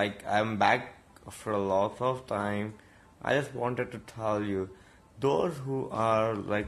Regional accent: India; I'm from India.

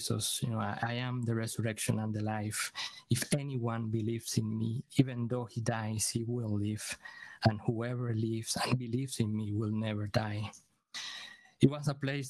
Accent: Venezuela; now in Aberdeen, United Kingdom; We are originally from Venezuela. We live in Aberdeen

